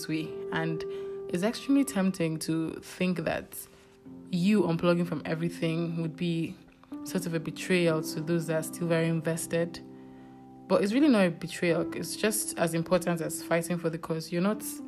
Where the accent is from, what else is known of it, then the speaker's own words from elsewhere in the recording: Nigeria; being a Nigerian